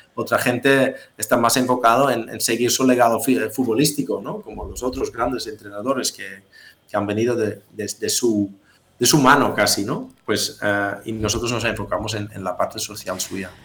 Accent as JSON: {"language": "Spanish", "country": "Netherlands", "said": "soy holandés"}